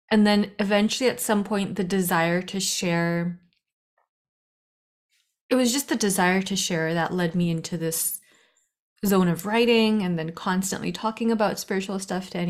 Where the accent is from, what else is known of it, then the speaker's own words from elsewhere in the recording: India; I am from India. I've traveled back and forth between the west and the east